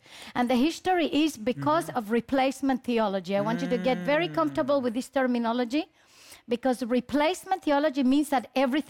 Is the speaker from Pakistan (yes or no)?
no; Chile; also born or lived in Israel; Chilean, yes.